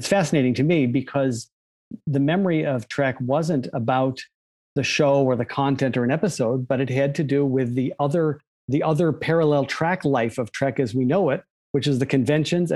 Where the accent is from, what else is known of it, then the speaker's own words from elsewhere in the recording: U.S. Virgin Islands; moved away; also born or lived in Maine, United States; I was brought up in the Virgin Islands of all random places, born in Maine, but brought up in the Virgin Islands.